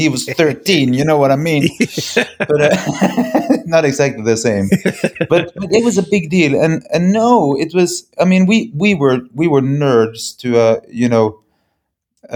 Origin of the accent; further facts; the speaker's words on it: Bergen, Vestland, Norway; We come from Bergen, Norway. That's a tiny little place on the west coast of Norway